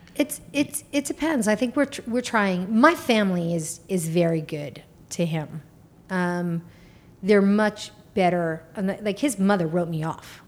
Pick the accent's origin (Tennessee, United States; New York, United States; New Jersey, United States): New York, United States; I'm from New York. Like, my New York comes out